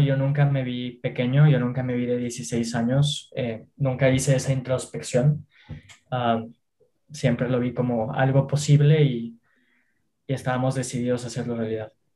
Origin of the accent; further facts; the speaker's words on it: Mexico; yo y mis socios somos jóvenes mexicanos